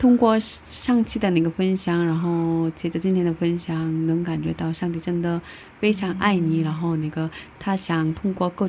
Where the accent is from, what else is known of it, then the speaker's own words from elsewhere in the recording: South Korea; Chinese is a second language; 虽然我是韩国人